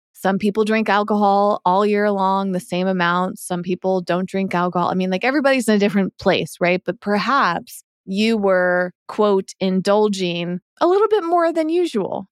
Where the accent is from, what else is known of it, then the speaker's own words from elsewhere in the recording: Massachusetts, United States; moved away; as I was growing up on the East Coast in Massachusetts